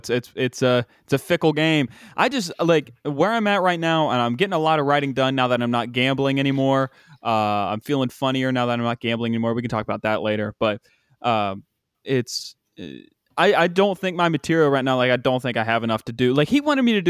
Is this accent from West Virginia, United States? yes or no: yes; Washington, West Virginia, United States; I live in I'm from Washington, West Virginia.